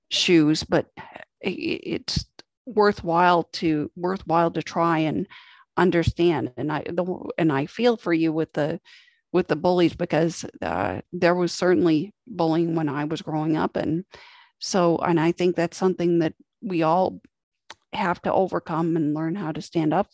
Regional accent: United States; my upbringing as an American here in the States

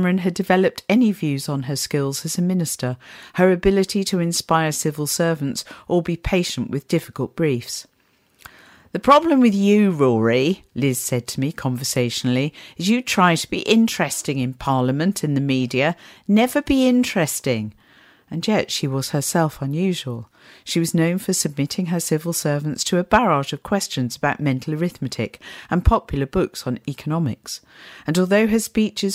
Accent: Portsmouth, South East England, United Kingdom; also born or lived in East Meon / Droxford / Chichester; I was born in Portsmouth. Our first school trip was Porchester Castle

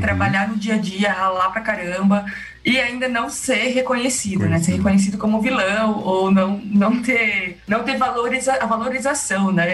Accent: Monte Alto, São Paulo, Brazil; Eu nasci em Monte Alto, no interior de São Paulo, uma cidade ali do lado de Jaboticabal

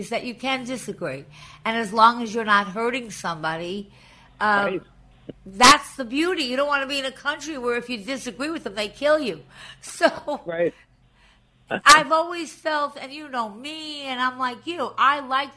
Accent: Long Island, New York, United States; now in New York City, United States; I grew up on Long Island

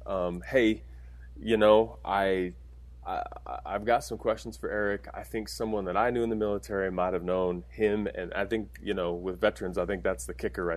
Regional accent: Orem, Utah, United States; I'm from Orin, Utah

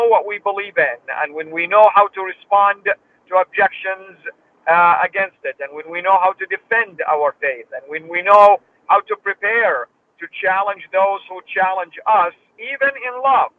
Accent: Saudi Arabia; moved away; I was born in Saudi Arabia and I was raised there.

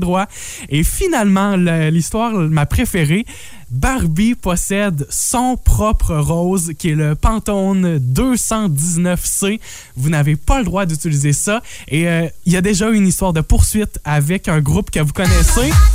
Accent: La Matapédia and La Matanie, Quebec, Canada; chez nous dans la Matap et et la Matanie

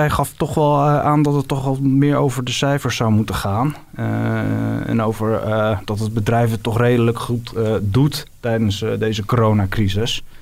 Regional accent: Netherlands

